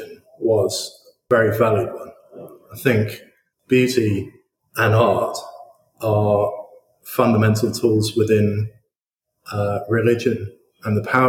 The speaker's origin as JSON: {"language": "English", "town": "Horsham", "region": "South East England", "country": "United Kingdom", "tie": "born or raised there", "said": "I grew up in Horsham"}